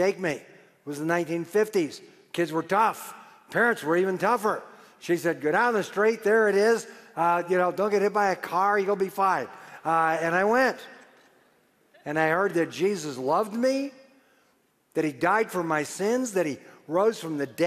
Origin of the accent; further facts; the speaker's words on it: Detroit, Michigan, United States; I was born and raised in Detroit in a non-Christian home